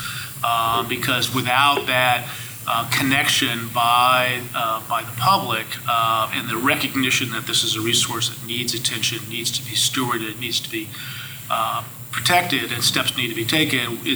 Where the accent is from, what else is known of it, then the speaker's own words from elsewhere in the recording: United States; I grew up on the Chesapeake. My family still has a farm on the eastern shore there.